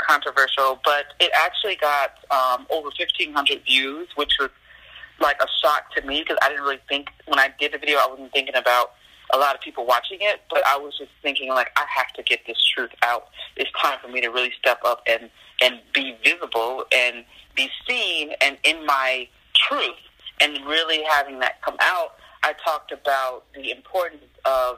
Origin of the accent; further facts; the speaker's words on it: Chicago, Illinois, United States; moved away as an adult; I'm from Chicago, born and raised